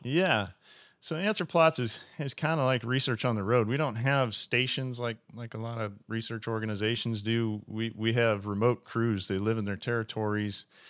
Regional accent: Western Iowa, United States; I started out as a, a retail seller at, at West Central Co-op in, in Western Iowa, in my hometown

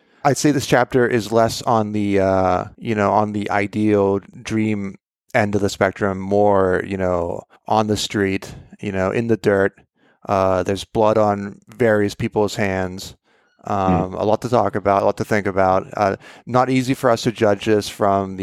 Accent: Pittsburgh, Pennsylvania, United States; moved away; I'm originally from Pittsburgh

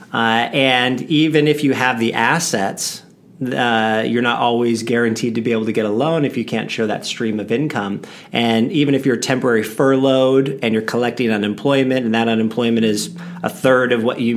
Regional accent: Las Vegas, Nevada, United States; a lot of people that are born and raised in Vegas were called unicorns

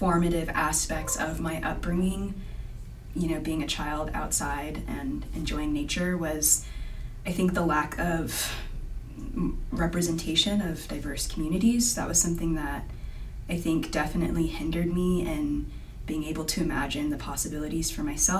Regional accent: Fredericksburg, Virginia, United States; moved away as an adult; also born or lived in Richmond, Virginia; now in Utah, United States; I grew up in Fredericksburg, Virginia

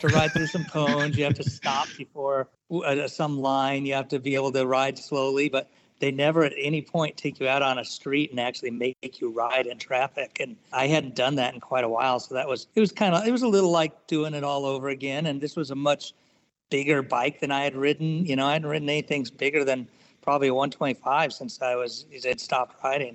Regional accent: Southern California, United States; moved away; I've been here for since '99, but I grew up in Southern California

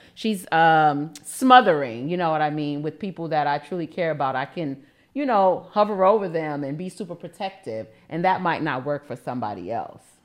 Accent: New York City, New York, United States; I'm from Harlem

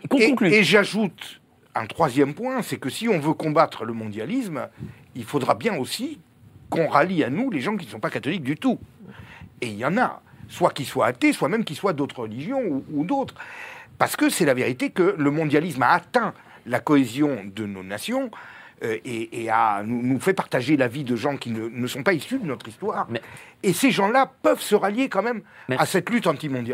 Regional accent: Corsica, France; je suis corse

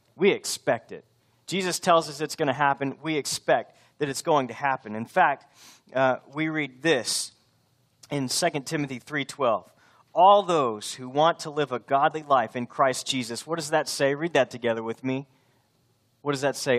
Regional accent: Texas, United States; I'm from Texas. This is where I belong

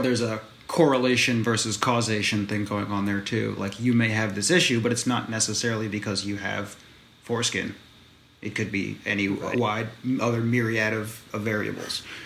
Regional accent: United States; I'm American

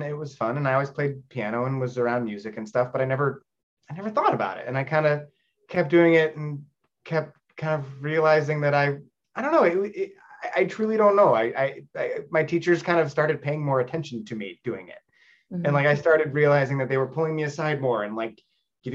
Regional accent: Los Angeles, California, United States; I'm from Los Angeles

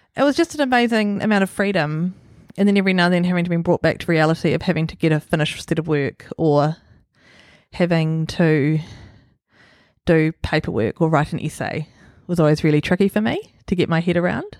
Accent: Auckland, New Zealand; also born or lived in Gizo, Solomon Islands / Huapai; I grew up in Swanson. I was born in Solomon Islands in Gizo

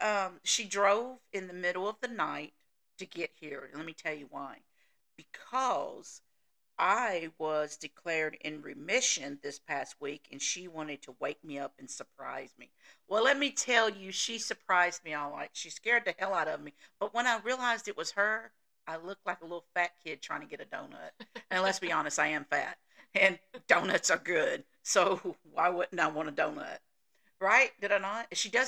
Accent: the South, United States; the Southern thing, which I know I don't say that word right, but hey, I'm from the South. That's the way we do.

